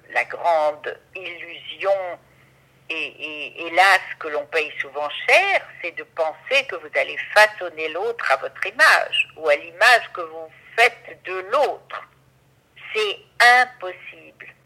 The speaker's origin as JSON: {"language": "French", "country": "Morocco", "tie": "born or raised there", "moved": "as an adult", "said": "je suis orientale, comme vous savez, puisque je suis marocaine et j'y ai vécu 22 ans. Je suis marocaine"}